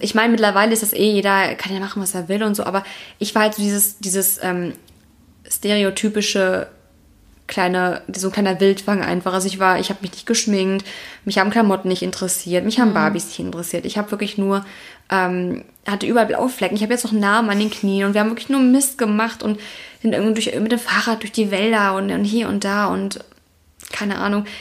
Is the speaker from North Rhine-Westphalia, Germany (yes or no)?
yes; Heinsberg, North Rhine-Westphalia, Germany; now in Cologne, Germany; Ich komme ja aus Kreis Heinsberg